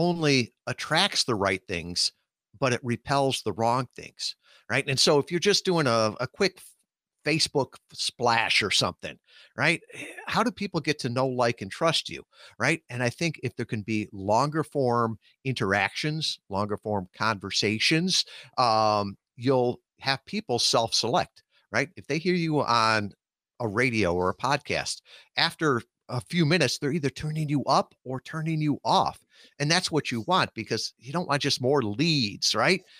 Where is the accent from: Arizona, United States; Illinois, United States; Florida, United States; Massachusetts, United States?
Illinois, United States; Chicago suburbs; I grew up out in the Chicago suburbs